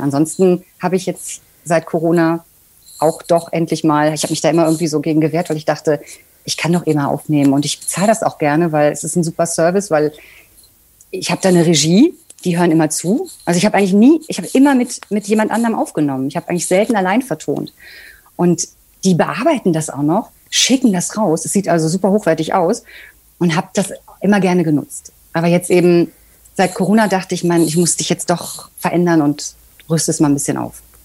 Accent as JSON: {"language": "German", "town": "Bocholt", "region": "North Rhine-Westphalia", "country": "Germany", "tie": "born or raised there", "moved": "yes", "said": "meiner Heimatstadt Bocholt. Ich komme nämlich eigentlich aus einem Kaff"}